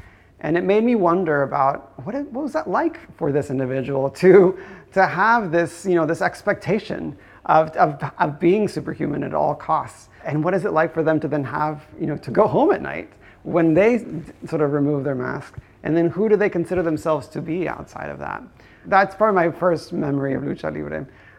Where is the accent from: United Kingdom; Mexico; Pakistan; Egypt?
Mexico; Guadalajara, Jalisco; I think growing up in Guadalajara, my impressions of it, I think I must have seen some El Santo movie.